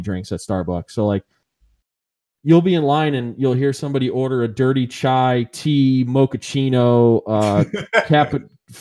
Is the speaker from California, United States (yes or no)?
no; Strongsville, Ohio, United States; I grew up in Strongsville.